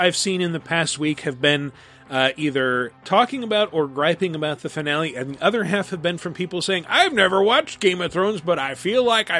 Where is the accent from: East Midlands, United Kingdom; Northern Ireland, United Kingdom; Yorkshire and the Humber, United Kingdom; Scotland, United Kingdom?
Northern Ireland, United Kingdom; they filmed in my home country of Northern Ireland, and I'm an early 30s guy with a beard